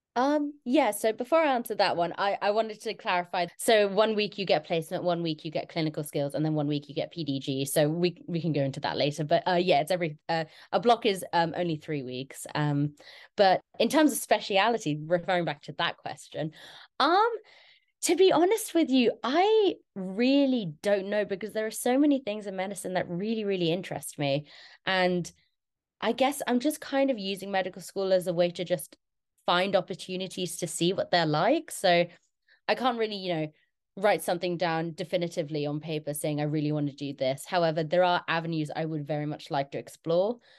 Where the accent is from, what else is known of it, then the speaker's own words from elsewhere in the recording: London, United Kingdom; moved away as an adult; now in Exeter, United Kingdom; I'm originally from London.